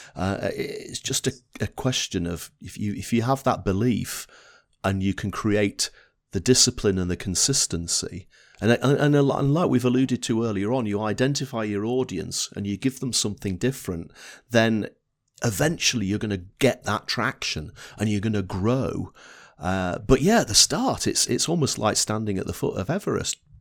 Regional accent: Blackpool, North West England, United Kingdom; accent: Northern English; I was brought up in Blackpool in the north of England

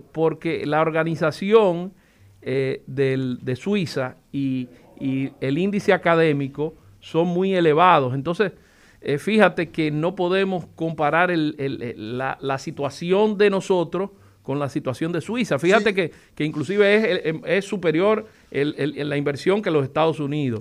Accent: Dominican Republic

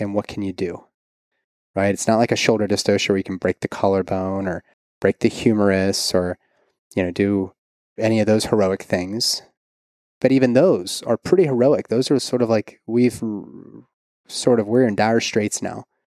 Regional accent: Pittsburgh, Pennsylvania, United States; also born or lived in San Diego; now in Kentucky, United States; It was just outside of Pittsburgh, my hometown

